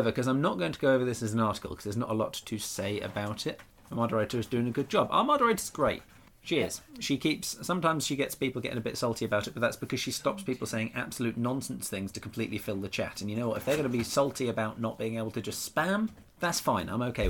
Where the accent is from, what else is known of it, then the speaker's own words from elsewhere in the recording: Bradford, Yorkshire and the Humber, United Kingdom; Yeah, it does sound a bit like your neck of the woods. I'm from Bradford.